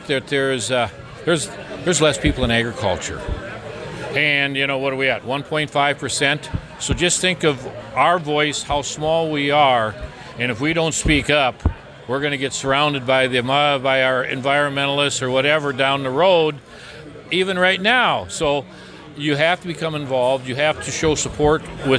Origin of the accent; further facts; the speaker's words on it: Minnesota, United States; my hometown in Minnesota